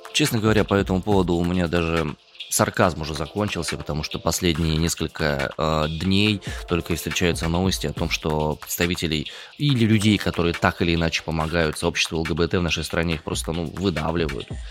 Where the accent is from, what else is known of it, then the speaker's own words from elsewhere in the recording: Omsk, Omsk Oblast, Russia; два сибиряка